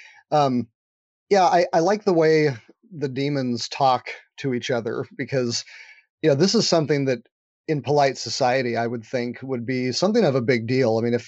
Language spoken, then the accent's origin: English; California, United States; You know, I'm a Californian, so I don't have an accent, so I would say you can probably trust that one.